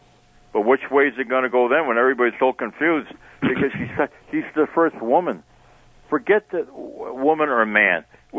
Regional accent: United States; I can't support either one because I'm an American first.

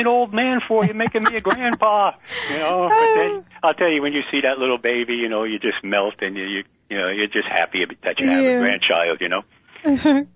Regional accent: New York, United States; I'm from New York

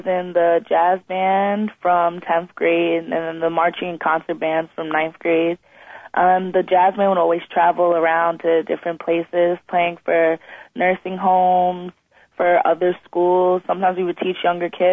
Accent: Long Island, New York, United States; we're from Long Island, we usually go to New York City

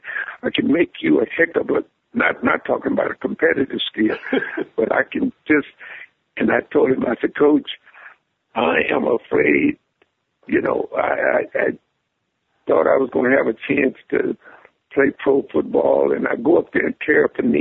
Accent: Carlsbad, New Mexico, United States; moved away as an adult; also born or lived in Texas; I'm a Texan by birth. Grew up over in Carlsbad, New Mexico, and went to high school there, and went from there to Colorado in 1965.

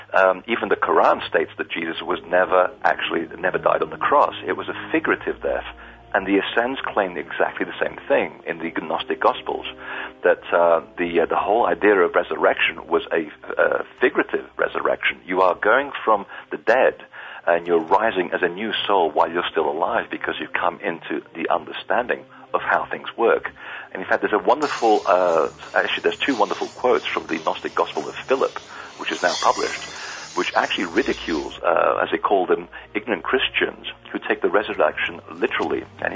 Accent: Portugal; born there; I was raised as a Catholic. I didn't have a choice. I was born in Portugal. And we either were Catholics or basically were devil worshippers.

